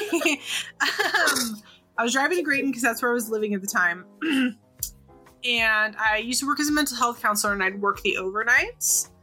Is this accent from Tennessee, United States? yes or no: no; Sonoma County, California, United States; I'm from Sonoma County originally